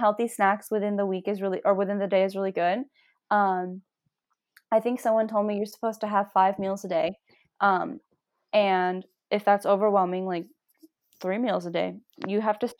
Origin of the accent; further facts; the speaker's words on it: India; Well, we're Indian. We eat lentils.